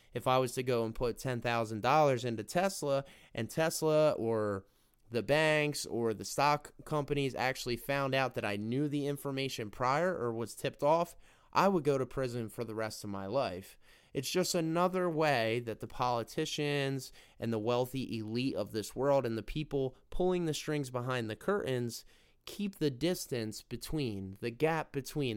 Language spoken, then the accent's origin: English; United States; we all, as American people